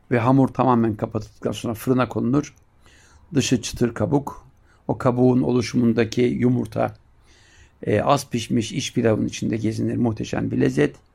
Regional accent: Siirt, Siirt Province, Turkey; Sen nerelisin dedi. Ben Siirtliyim dedim. Sert dedi orası sert.

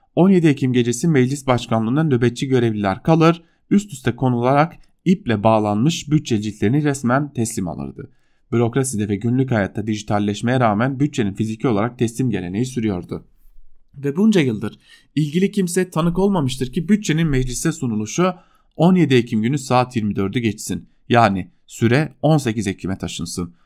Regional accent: Diyarbakır, Diyarbakır Province, Turkey; moved away; Ben de Diyarbakırlıyım

